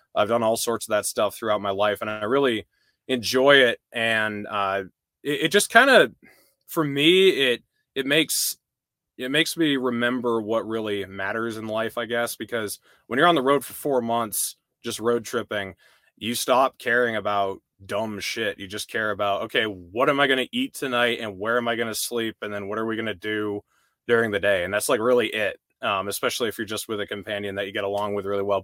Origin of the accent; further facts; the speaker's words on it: New Hampshire, United States; I grew up in New Hampshire, and I was pretty exclusively just in New Hampshire